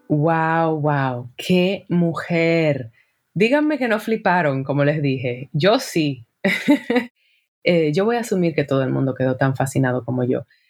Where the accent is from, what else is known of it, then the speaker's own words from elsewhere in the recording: Dominican Republic; como dominicana